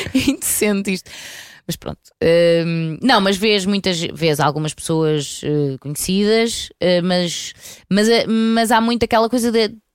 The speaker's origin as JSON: {"language": "Portuguese", "town": "Porto", "region": "Norte", "country": "Portugal", "said": "eu sou do Porto"}